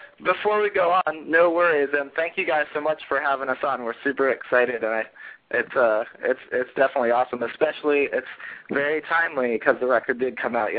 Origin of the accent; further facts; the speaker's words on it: Erie, Pennsylvania, United States; also born or lived in South Jersey; now in Philadelphia, United States; Erie is actually my hometown